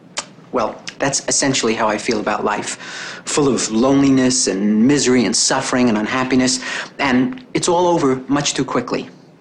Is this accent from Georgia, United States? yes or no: no; Brooklyn, New York, United States; I was brought up in Brooklyn during World War